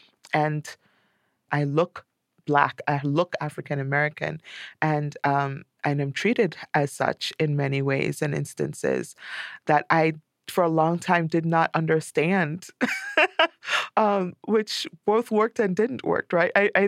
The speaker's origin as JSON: {"language": "English", "country": "Trinidad & Tobago", "tie": "born or raised there", "lives_now": "United States", "said": "when you grow up in a place where everyone you know is black or of color, as we say here, because we're East Indians in Trinidad."}